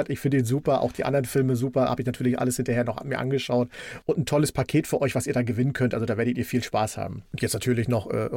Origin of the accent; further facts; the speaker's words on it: East Germany, Germany; ich bin ja ein Kind der DDR und als die Wende kam und die Videotheken bei uns Einzug hielten, sind wir natürlich in die Videotheken gelaufen.